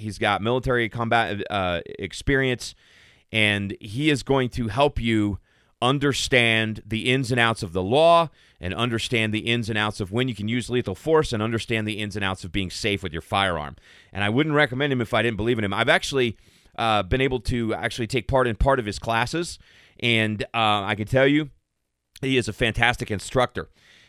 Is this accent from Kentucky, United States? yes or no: yes; Kentucky, United States; now in Colorado, United States; looking forward to being back in my home state of the Bluegrass, once a Kentuckian, always a Kentuckian.